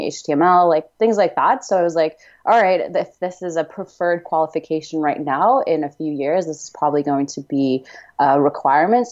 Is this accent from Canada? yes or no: yes; Canada; moved away as an adult; also born or lived in Houston; now in San Diego, United States; I grew up mostly in Canada